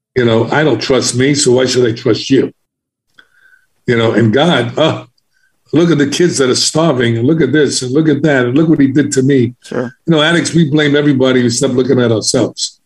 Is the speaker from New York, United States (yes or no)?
yes; New York City, New York, United States; I was from the South Bronx in Harlem, so I was an inner city kid